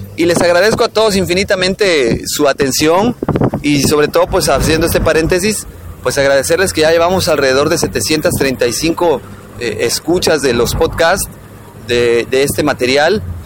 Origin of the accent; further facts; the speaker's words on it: Mexico; como mexicanos